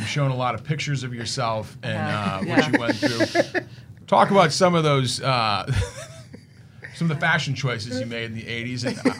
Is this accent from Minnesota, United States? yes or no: yes; Minneapolis, Minnesota, United States; I'm from Minneapolis and like not spent a lot of time in farms.